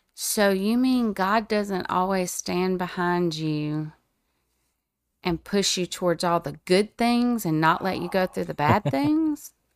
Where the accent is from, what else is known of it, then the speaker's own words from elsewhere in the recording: the Bible Belt, United States; I live in the Bible Belt. I was raised in the Bible Belt